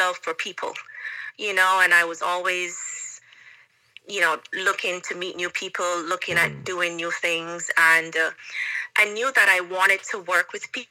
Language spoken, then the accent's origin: English; Kingston, Jamaica; moved away as an adult; now in Russia; I was born in Jamaica. I was raised in Jamaica